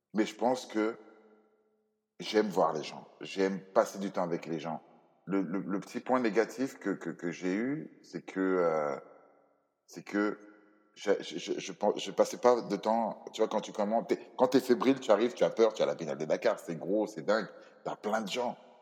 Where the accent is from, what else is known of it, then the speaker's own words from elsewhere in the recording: Cameroon; moved away; Dans mon pays d'origine, le Cameroun